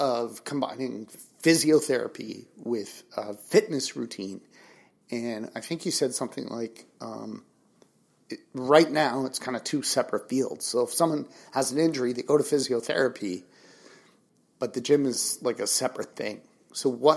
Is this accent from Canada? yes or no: yes; Toronto, Ontario, Canada; I grew up in Toronto as well, West End. So Mississauga, Etobicoke